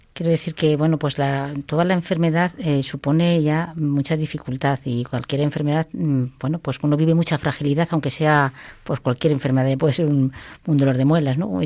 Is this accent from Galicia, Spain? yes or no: no; Toledo, Castilla-La Mancha, Spain; Yo soy de un pueblo de Toledo